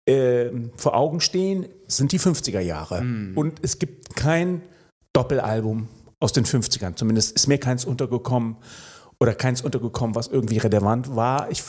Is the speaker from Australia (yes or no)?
yes; Melbourne, Victoria, Australia; born there; ja, ich bin in Melbourne geboren. Insofern äh, habe ich ein australisches Herz. Aber ähm, ein deutscher Pass.